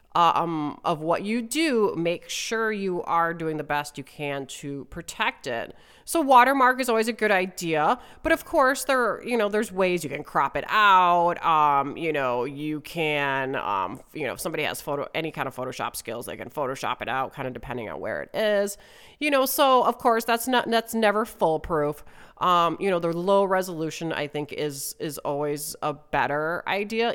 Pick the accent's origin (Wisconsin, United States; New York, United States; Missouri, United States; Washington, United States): Wisconsin, United States; moved away as an adult; also born or lived in West Coast, United States; my home state of Wisconsin